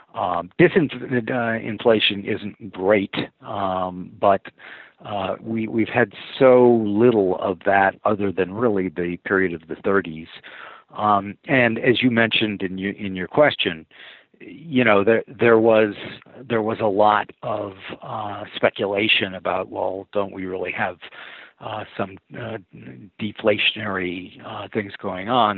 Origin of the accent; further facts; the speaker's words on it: St. Paul, Minnesota, United States; moved away as an adult; also born or lived in Greenwich, Connecticut; I grew up in St. Paul, Minnesota